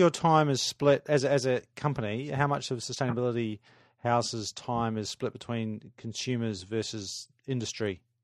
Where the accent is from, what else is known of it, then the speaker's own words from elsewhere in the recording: Adelaide, South Australia, Australia; moved away; I grew up in Adelaide, spent 18 years there